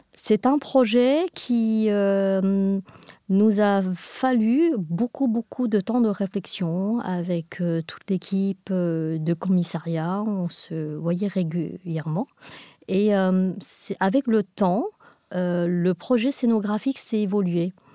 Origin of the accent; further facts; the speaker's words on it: England, United Kingdom; nous sommes des Anglais